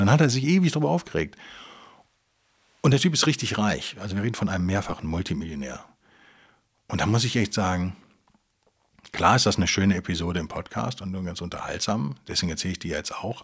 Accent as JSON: {"language": "German", "region": "Rhineland", "country": "Germany", "said": "als Rheinländer"}